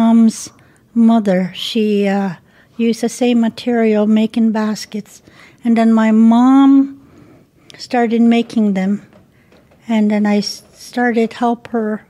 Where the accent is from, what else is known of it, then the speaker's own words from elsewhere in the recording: Kobuk, Alaska, United States; moved away as an adult; now in Fairbanks, United States; I'm from Kobuk, Alaska, and there's only like 100 people there